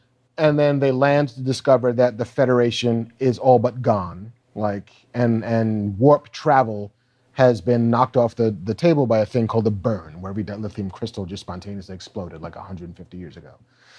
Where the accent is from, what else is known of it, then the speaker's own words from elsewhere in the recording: Baldwin, New York, United States; There was a hobo in the town I grew up in on Long Island in Baldwin